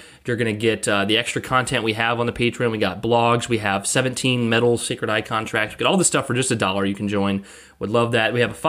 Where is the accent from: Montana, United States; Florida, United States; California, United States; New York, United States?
Montana, United States; Being born and raised in Montana, I took his compliment and arguably the name, not my true intention.